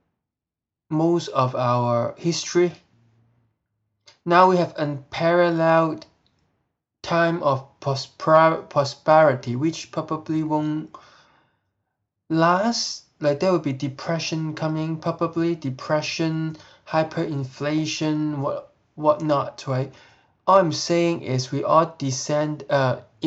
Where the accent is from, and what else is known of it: Hong Kong; moved away